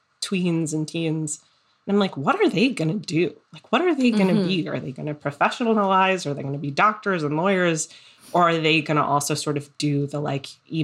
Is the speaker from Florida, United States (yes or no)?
yes; South Florida, United States; now in Brooklyn, United States; growing up in South Florida